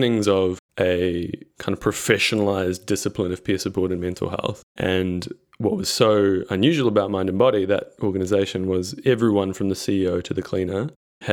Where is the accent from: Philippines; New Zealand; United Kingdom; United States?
New Zealand; now in Victoria, Australia; I am a New Zealander living in Australia.